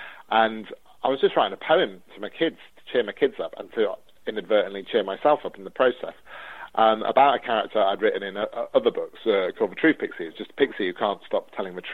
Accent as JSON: {"language": "English", "town": "Newark-on-Trent", "region": "East Midlands", "country": "United Kingdom", "tie": "born or raised there", "said": "my hometown of Newark-on-Trent in Nottinghamshire"}